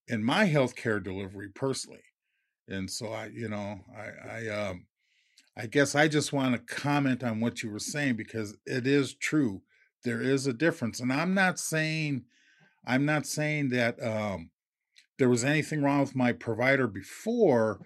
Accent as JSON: {"language": "English", "town": "Minneapolis", "region": "Minnesota", "country": "United States", "tie": "born or raised there", "said": "I'm originally from Minneapolis, you know, lifelong Twin City resident"}